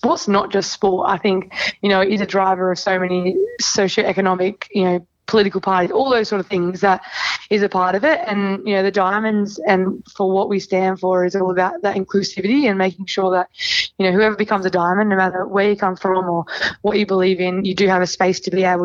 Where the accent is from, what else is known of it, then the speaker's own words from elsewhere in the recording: Sydney, New South Wales, Australia; I'm from Sydney, so I have a mortgage in Sydney